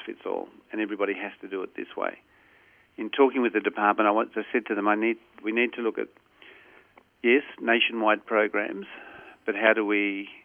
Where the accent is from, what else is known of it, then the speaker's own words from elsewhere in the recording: Corrigin, Western Australia, Australia; I was a country kid. I grew up in a place called Corrigan